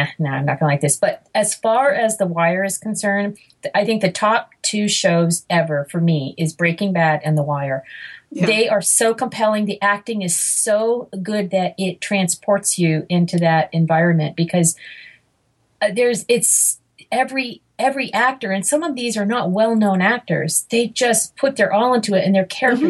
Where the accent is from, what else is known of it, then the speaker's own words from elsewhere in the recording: Massachusetts, United States; I was born in Massachusetts